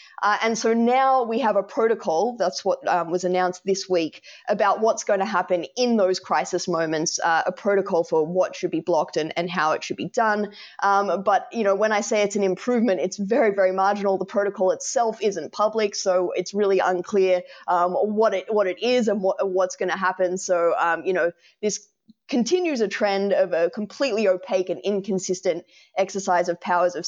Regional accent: Australia; as an Australian, please let me take this opportunity to apologize for my country's repeated attempts to break the internet.

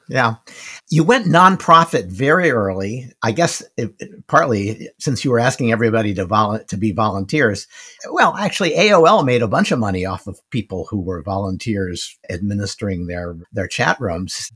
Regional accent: United States; I'm an American

